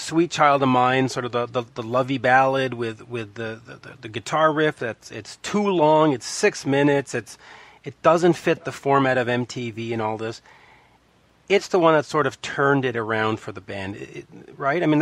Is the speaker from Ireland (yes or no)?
no; Canada; Well, I'm Canadian, so I have no idea when, when it actually existed. We had the Power Hour up here.